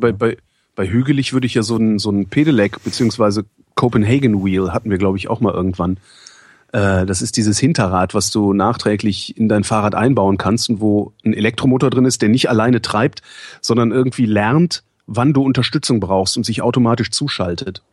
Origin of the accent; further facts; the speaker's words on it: Cologne, North Rhine-Westphalia, Germany; moved away; In Köln geht es mir ja auch so in meiner, in meiner alten Heimatstadt oder Geburtsstadt